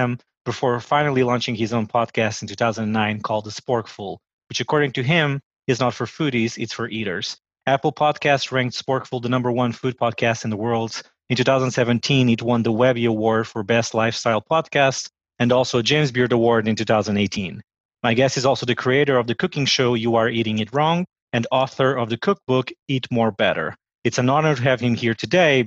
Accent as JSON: {"language": "English", "country": "Portugal", "also_born_or_lived": "United States", "moved": "as an adult", "lives_now": "Washington, D.C., United States"}